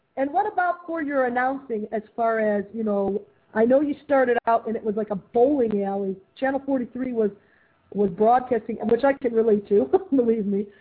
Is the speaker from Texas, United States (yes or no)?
no; Parma, Ohio, United States; I grew up in Parma